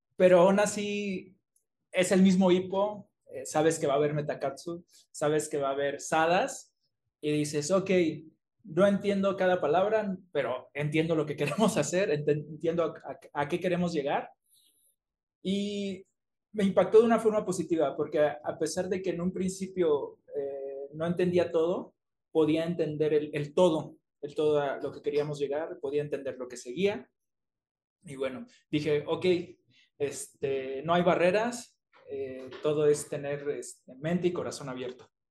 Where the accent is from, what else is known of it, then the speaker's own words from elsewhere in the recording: Mexico; also born or lived in Tamaulipas, Mexico / Coahuila, Mexico / Acapulco, Guerrero, Mexico; now in Mexico City, Mexico; nací en Tamaulipas, pero me crié en Coahuila y en Acapulco y ya llevo un rato viviendo aquí en la Ciudad de México